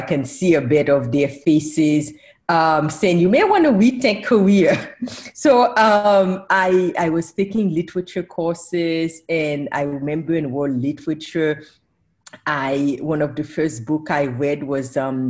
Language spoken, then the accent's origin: English; New Jersey, United States; And growing up in New Jersey at that time, it was exciting because there was a large Haitian community.